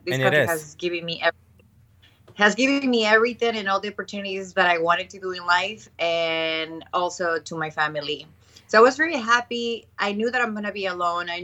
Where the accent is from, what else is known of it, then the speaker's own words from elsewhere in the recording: Ecuador; moved away as an adult; now in New York, United States; I'm originally from Ecuador.